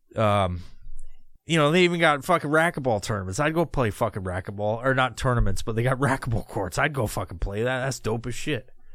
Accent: New York, United States; now in Washington, United States; I'm originally from New York, but I've been living in Washington forever

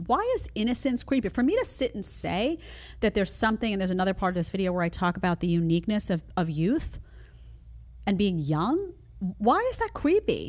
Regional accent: New York City, New York, United States; moved away; I come from New York City

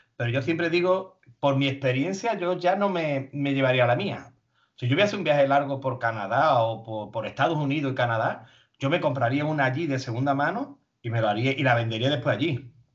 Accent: Spain; venimos de España

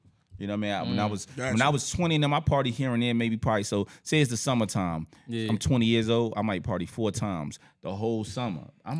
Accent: Irvington, New Jersey, United States; also born or lived in Newark, New Jersey / Texas; growing up on Ellis and Hopkins, it's a rare thing because, you know, when you younger, coming up where we from, it's called Ellis Island.

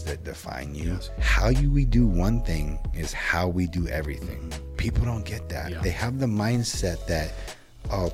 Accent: Citrus Heights, California, United States; also born or lived in Orange County, California / Roseville, California; we moved up here, Citrus Heights, Orangeville area, mm-hmm. kind of Carmichael, grew up in this area until I was about 12. Then I moved out to Roseville area and kind of grew up out there, high school and stuff like that.

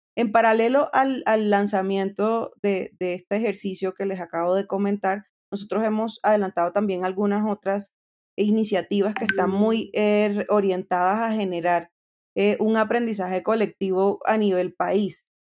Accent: Colombia; nueve años de mi vida estuve en el Ministerio de Tecnologías de la Información y las Comunicaciones aquí en Colombia

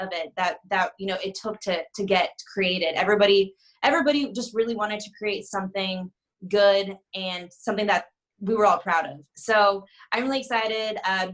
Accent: Arizona, United States; moved away as an adult; now in California, United States; I'm originally from Arizona

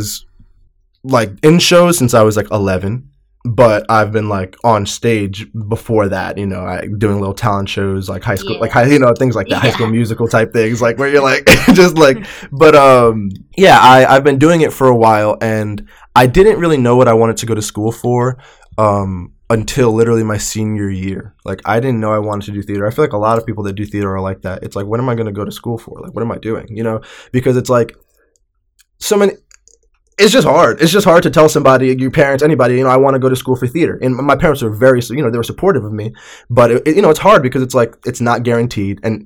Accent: Long Island, New York, United States; I grew up in New York

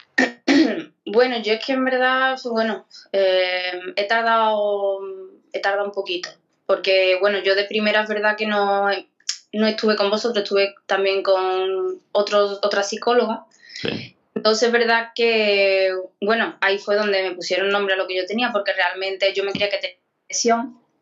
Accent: Écija, Andalusia, Spain; de, Sevilla, de Esija

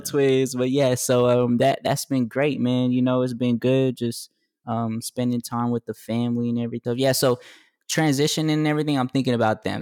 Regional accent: Texas, United States; moved away; I'm from Texas as well

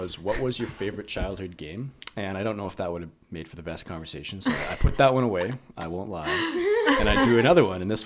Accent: Kelowna, British Columbia, Canada; moved away as an adult; now in Surrey, Canada; I am from Kelowna, born and raised there, moved to Surrey, Vancouver area, about a year and a half ago

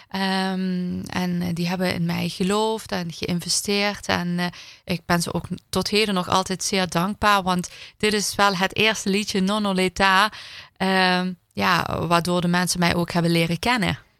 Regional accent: Heerlen, Limburg, Netherlands; ik ben gewoon in Heerlen geboren en getogen

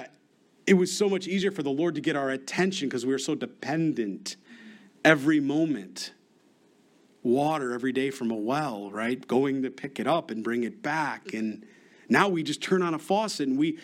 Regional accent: Rochester, New York, United States; moved away; I'm from Rochester, New York. We used to get something called ice storms.

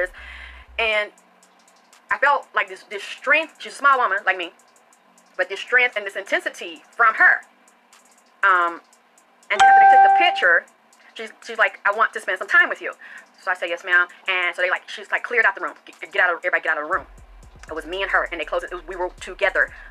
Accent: the South, United States; I was taught from the South

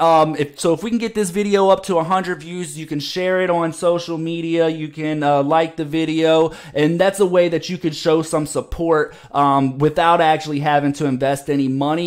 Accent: Virginia, United States; here in my home state in Virginia

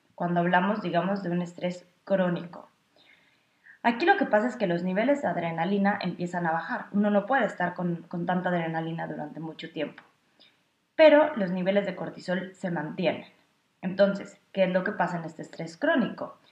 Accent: Mexico; now in Berlin, Germany; yo soy psicóloga clínica de origen mexicano

